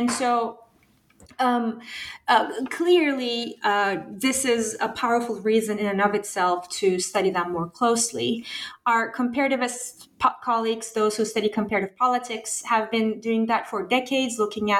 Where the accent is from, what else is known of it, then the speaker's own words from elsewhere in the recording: Turkey; So I was born and raised in Turkey during the 1990s, late 80s, early 90s.